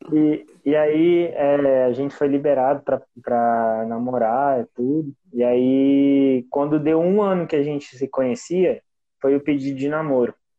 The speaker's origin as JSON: {"language": "Portuguese", "town": "Umuarama", "region": "Paraná", "country": "Brazil", "said": "eu sou de Umuarama, é no estado do Paraná"}